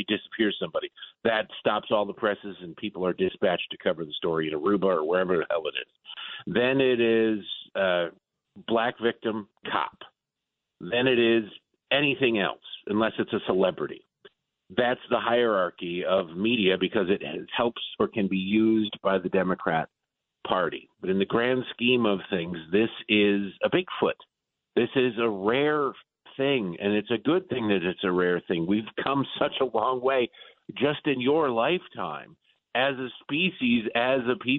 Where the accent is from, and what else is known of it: Detroit, Michigan, United States; born or raised there; moved away; also born or lived in Baltimore